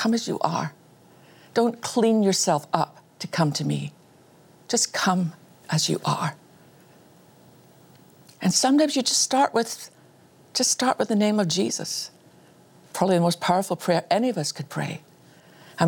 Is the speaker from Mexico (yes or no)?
no; Scotland, United Kingdom; I was born in Scotland